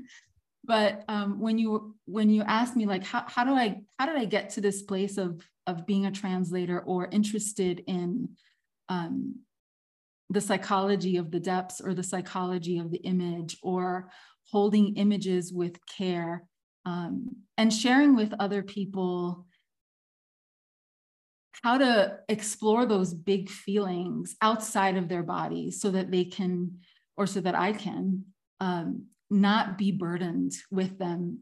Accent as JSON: {"language": "English", "town": "Miami", "region": "Florida", "country": "United States", "tie": "born or raised there", "also_born_or_lived": "Havana, Cuba", "moved": "as an adult", "said": "I was born in Miami"}